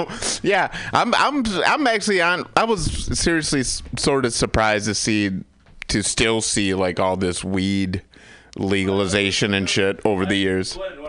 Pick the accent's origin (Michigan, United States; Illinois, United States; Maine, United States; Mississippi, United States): Michigan, United States